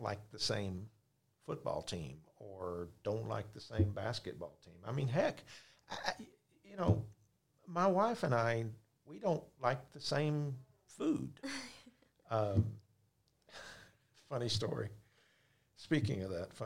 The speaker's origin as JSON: {"language": "English", "town": "Dallas", "region": "Texas", "country": "United States", "said": "I'm from the Dallas-Fort Worth area"}